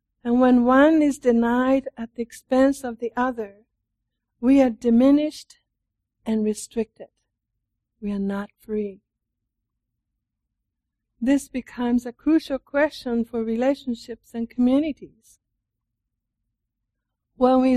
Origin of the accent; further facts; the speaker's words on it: Japan; moved away; also born or lived in Italy; I'm from Japan